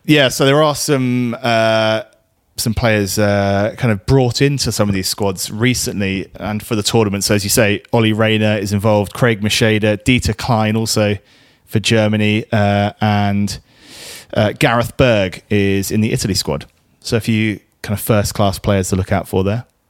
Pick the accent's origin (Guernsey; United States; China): Guernsey; we're in Guernsey here. We're from Guernsey